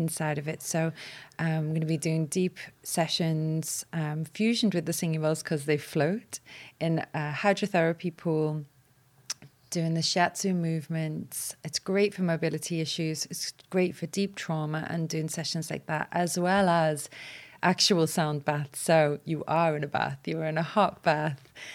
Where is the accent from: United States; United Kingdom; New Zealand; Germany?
United Kingdom; Walton, England; as a child growing up in Walton